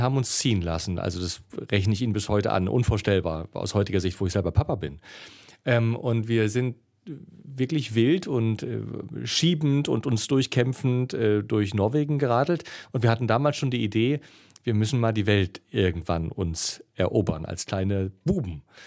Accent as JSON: {"language": "German", "region": "East Germany", "country": "Germany", "said": "ich bin ja Ossi"}